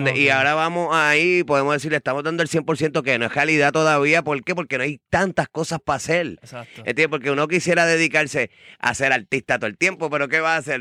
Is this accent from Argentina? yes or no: no; Ponce, Puerto Rico; los dos somos de Ponce